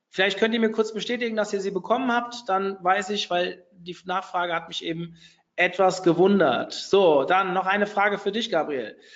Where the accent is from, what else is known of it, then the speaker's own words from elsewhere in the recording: Hofheim, Hesse, Germany; Also keine Ahnung, ich komme jetzt hier aus Hofheim, das wissen ja viele von euch